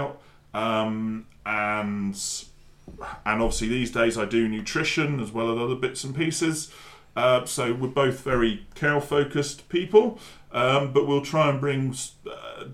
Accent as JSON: {"language": "English", "area": "near Frome", "region": "South West England", "country": "United Kingdom", "tie": "born or raised there", "also_born_or_lived": "North Dorset", "said": "Myself as a former dairy farmer, growing up near Froome"}